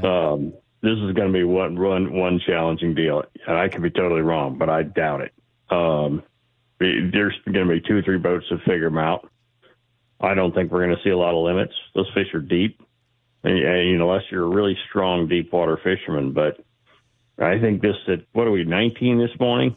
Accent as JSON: {"language": "English", "region": "Texas", "country": "United States", "tie": "born or raised there", "also_born_or_lived": "Georgia / Seattle area", "moved": "yes", "lives_now": "Seattle, United States", "said": "I grew up in Texas, lived in Georgia where these guys are fishing, moved to Seattle area in eighty-six, eighty-eight, and been bass fishing ever since"}